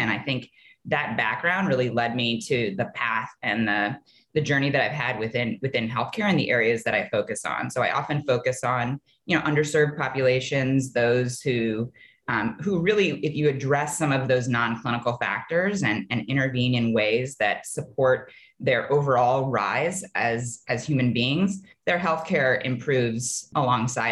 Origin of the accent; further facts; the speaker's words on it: Ohio, United States; I grew up in Ohio